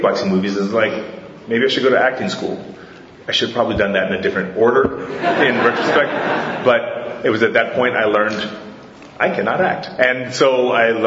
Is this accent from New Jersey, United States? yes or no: no; Hawaii, United States; also born or lived in Fort Wayne, Indiana; I'm from Hawaii, but I was born in Fort Wayne, Indiana